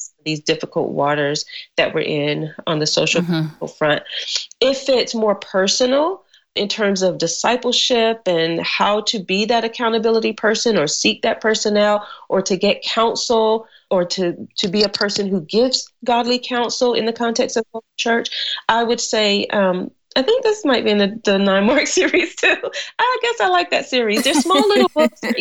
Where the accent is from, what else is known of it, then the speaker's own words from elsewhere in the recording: North Carolina, United States; moved away as an adult; also born or lived in Cayman Islands; I'm from North Carolina. So our tea is always cold and sweet.